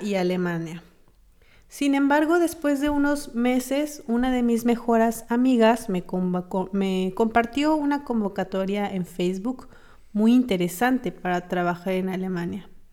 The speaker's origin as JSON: {"language": "Spanish", "country": "Mexico", "moved": "as an adult", "lives_now": "Berlin, Germany", "said": "Mi profesión es enfermera y soy mexicana. Trabajé en México como enfermera"}